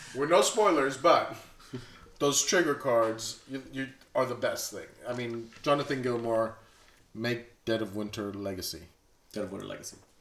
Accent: Bronzeville, Texas, United States; I'm from Bronzeville, Texas

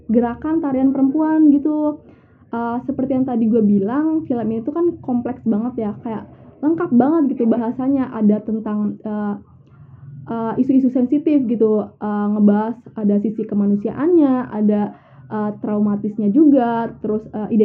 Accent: Banyumas, Central Java, Indonesia; tari lengger ini kan uh, emang asalnya dari Banyumas ya dimana itu uh, kampung gue sendiri

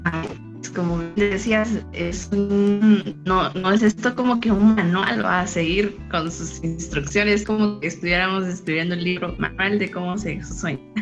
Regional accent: San Pedro Sacatepéquez, San Marcos, Guatemala; soy originaria de San Pedro, Zacatepeque, San Marcos

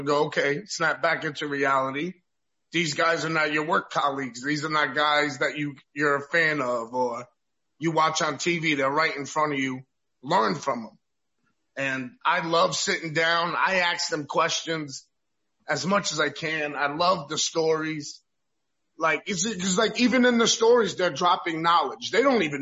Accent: New York, United States; now in Florida, United States; I'm a New Yorker

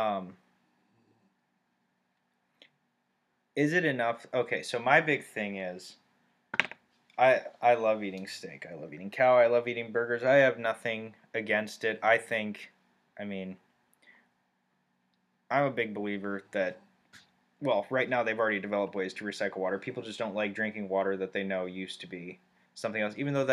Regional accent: Turkey; moved away; I grew up in Turkey, and we ate cucumbers and tomatoes and cheese for breakfast

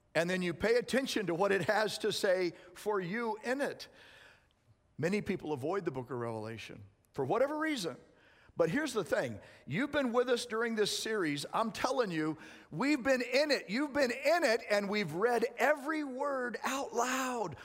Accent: Arizona, United States; moved away; I was raised in Arizona

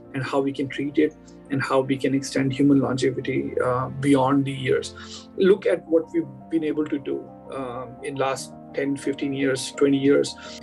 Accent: India; moved away as an adult; I grew up in India and did all my initial education in India

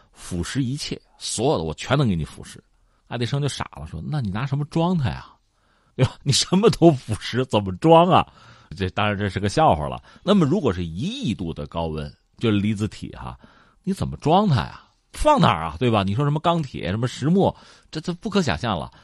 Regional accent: China; 我们中国人

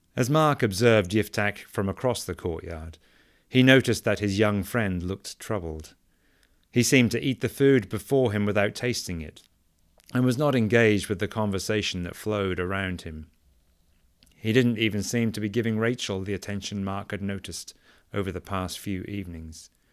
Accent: England, United Kingdom; now in United States; Growing up in England

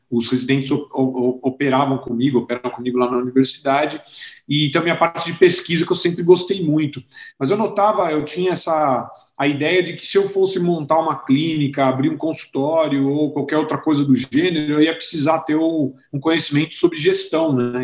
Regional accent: São Paulo, Brazil; sou original aqui de São Paulo, né? Então eu nasci aqui é, em São Paulo, estudei aqui no Colégio Rio Branco

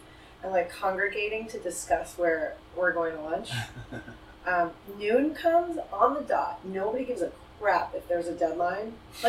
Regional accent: Thailand; moved away as an adult; now in Los Angeles, United States; I grew up in Thailand, actually. And I'm third generation Indian Thai.

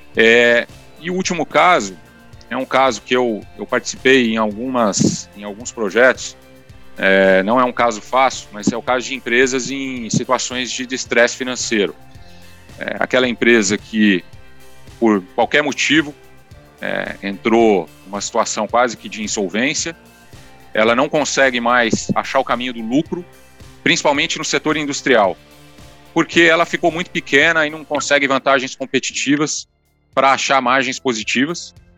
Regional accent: Paraná, Brazil; also born or lived in Rio Grande do Sul / São Paulo / Curitiba / London; now in Vitória, Brazil; eu sou gaúcho criado no Paraná

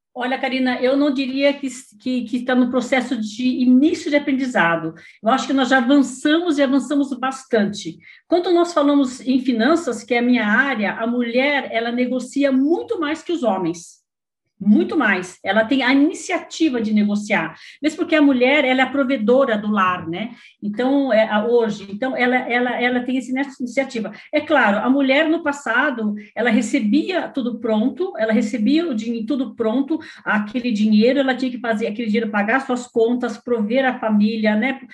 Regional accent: Paraná, Brazil; moved away as an adult; now in Suzano, Brazil; eu sou paranaense, mas estou aqui em São Paulo já há, há 40 anos

